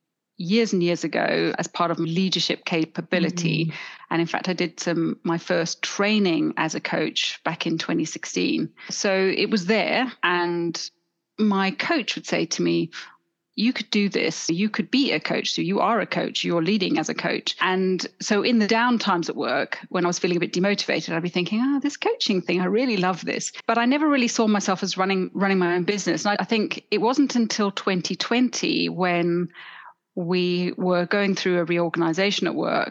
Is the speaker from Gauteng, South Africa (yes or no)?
yes; Johannesburg, Gauteng, South Africa; accent: South African; now in London, United Kingdom; I grew up in South Africa. You may detect a little accent every now and then coming in, but I think I've spent more years living in London now than I ever did in Johannesburg.